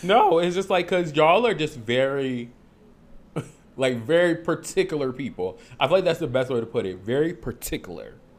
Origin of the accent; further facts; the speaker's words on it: Harvey, Illinois, United States; also born or lived in Logan Square, Chicago; I'm from Harvey, but I, then I moved